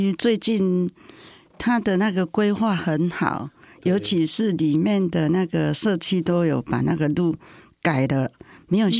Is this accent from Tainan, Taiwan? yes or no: yes; Tainan, Taiwan; moved away; 我是台南人，